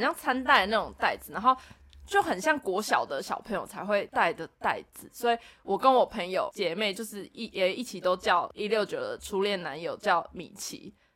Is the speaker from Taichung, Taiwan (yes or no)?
yes; Taichung, Taiwan; 我们都是台中人